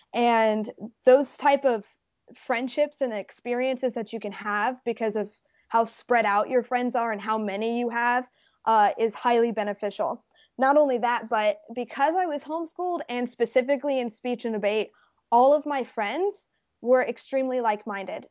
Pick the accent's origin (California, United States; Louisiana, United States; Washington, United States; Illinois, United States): Louisiana, United States; Baton Rouge; born or raised there; also born or lived in Las Vegas, Nevada